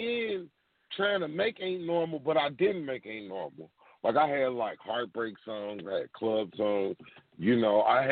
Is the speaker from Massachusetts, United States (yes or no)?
no; Louisville, Kentucky, United States; That happened in my hometown